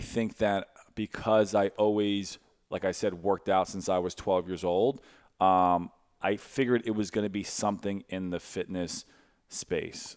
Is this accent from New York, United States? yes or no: yes; Brooklyn, New York, United States; moved away as an adult; also born or lived in Westchester; now in St. Louis, United States; I was born in Brooklyn, uh, then I went to Westchester, li, moved to Westchester not too f, uh, probably when I was, like, twelve or thirteen.